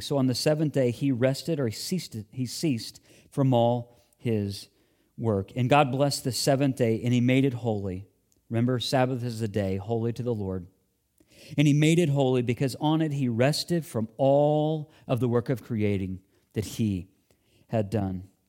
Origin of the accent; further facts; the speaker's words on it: Illinois, United States; moved away; my school age years in growing up in Illinois